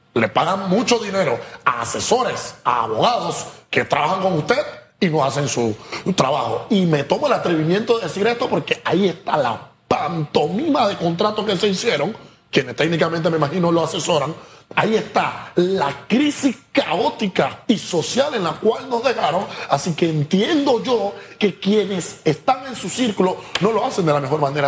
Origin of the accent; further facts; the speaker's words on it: Panama; somos panameños